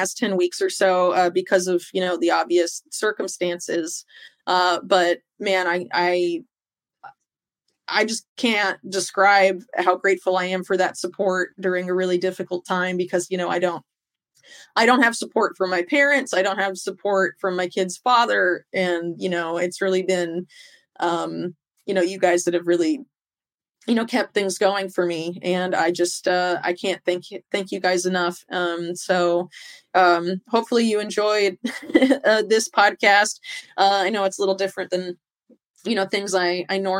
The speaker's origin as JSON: {"language": "English", "town": "Sarasota", "region": "Florida", "country": "United States", "tie": "born or raised there", "said": "I grew up in Sarasota, Florida."}